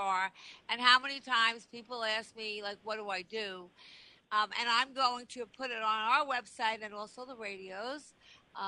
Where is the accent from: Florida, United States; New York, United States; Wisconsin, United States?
New York, United States; Long Island; I grew up on Long Island, and Great Neck growing up was my stomping grounds